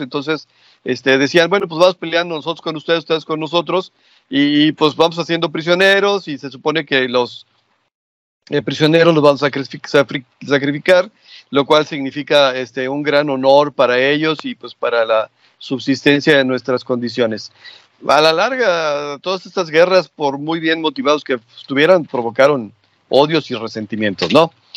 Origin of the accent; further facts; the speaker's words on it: Mexico; somos mexicanos todos